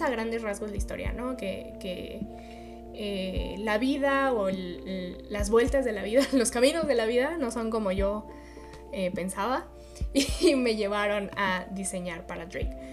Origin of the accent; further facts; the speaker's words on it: Mexico; yo soy mexicana